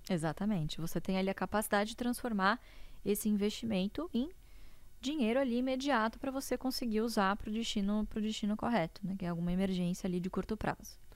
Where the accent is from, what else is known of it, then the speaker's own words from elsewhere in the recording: interior of São Paulo, Brazil; eu nasci em São Paulo, mas nós moramos boa parte da minha infância e adolescência no interior de São Paulo